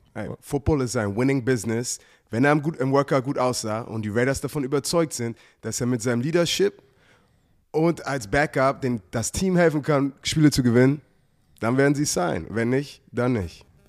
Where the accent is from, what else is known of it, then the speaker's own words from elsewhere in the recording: Germany; also born or lived in United States; als ich aufgewachsen bin, weißt du, in, in, in Deutschland war, war ich Amerikaner und Amerika bin ich, bin ich, bin ich Deutscher